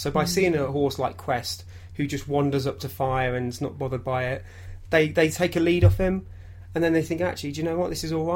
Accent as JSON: {"language": "English", "area": "Derbyshire", "region": "East Midlands", "country": "United Kingdom", "tie": "born or raised there", "said": "growing up in Derbyshire"}